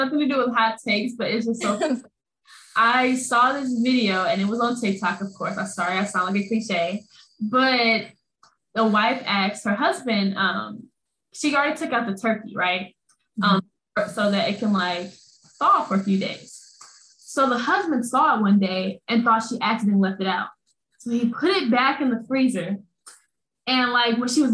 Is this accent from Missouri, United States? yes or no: yes; St. Louis, Missouri, United States; moved away as an adult; we're both from St. Louis